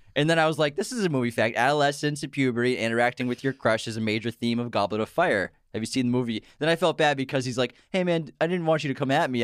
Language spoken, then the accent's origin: English; Boston, Massachusetts, United States; We're from Boston. We have the most, we, we come from a city full of people who pronounce words wrong on purpose